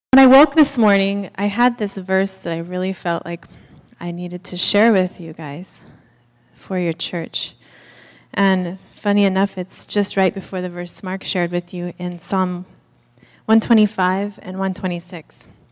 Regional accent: Haiti; we're from Haiti

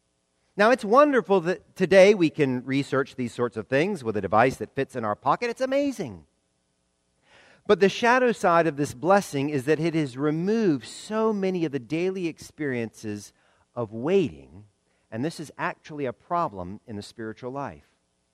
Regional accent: the South, United States; And that last one pains me as a Southerner.

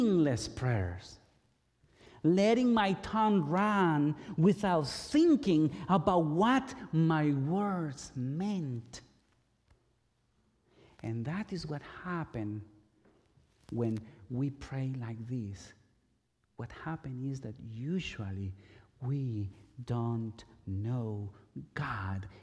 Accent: Guatemala; moved away; I grew up in Guatemala, in the Catholic Church

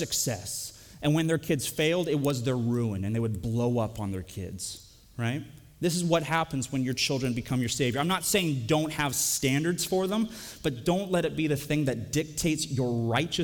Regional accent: Canada; now in United States; I'm Canadian

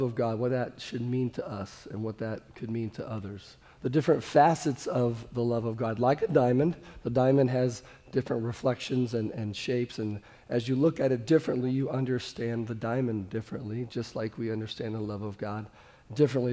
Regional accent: Kansas City, Missouri, United States; I'm from Kansas City

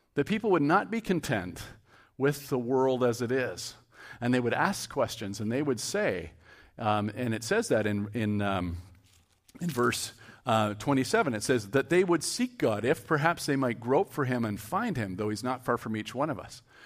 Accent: Cambridge, Ontario, Canada; I'm from Cambridge

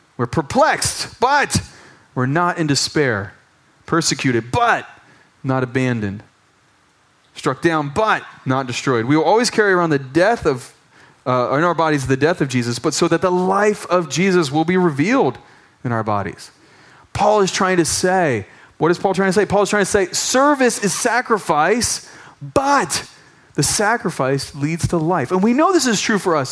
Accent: United States; moved away as an adult; now in Thailand; I'm American, and even though I've been in Thailand for 11 years

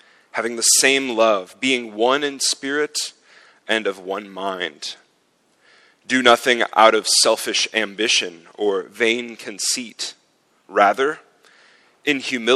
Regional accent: United States; moved away as an adult; now in Zurich, Switzerland; In my home country

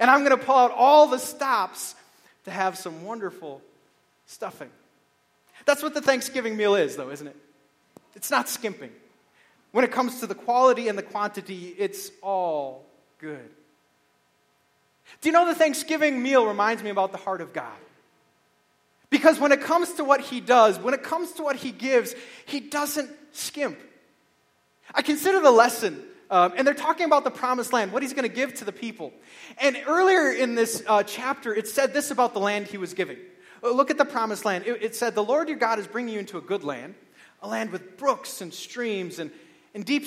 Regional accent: Beaver Dam, Wisconsin, United States; I grew up in Beaver Dam, Wisconsin, and I had a paper route

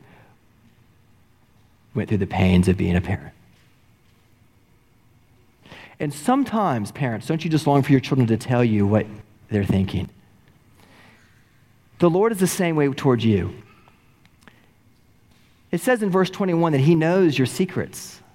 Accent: North Texas, United States; When I was growing up in North Texas

